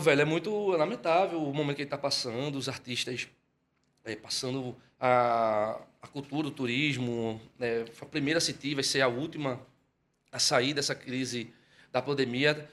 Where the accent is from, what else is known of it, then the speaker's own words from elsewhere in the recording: Olinda, Pernambuco, Brazil; also born or lived in Fortaleza; nasci lá. Aos sete anos de idade ele se aposentou, quando tive sete anos de idade ele se aposentou e voltou para cá, para Recife. E aí eu vim junto. E quando chegou, se instalou logo em Olinda